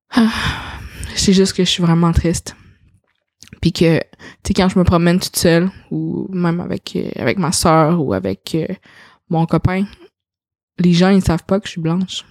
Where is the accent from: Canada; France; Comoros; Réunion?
Canada; Quebec City, Quebec; also born or lived in China; j'ai été élevée dans une famille caucasienne, j'ai été j'ai habité toute ma vie euh, à Sillery quand j'étais jeune, à Québec